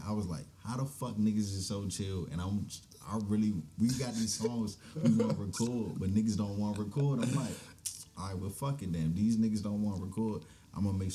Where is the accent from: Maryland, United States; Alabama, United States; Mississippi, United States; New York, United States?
Maryland, United States; Glenarden; I grew up in Glenarden.